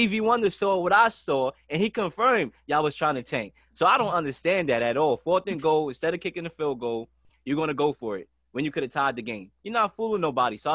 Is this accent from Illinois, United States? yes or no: no; New York City, New York, United States; I was from Brooklyn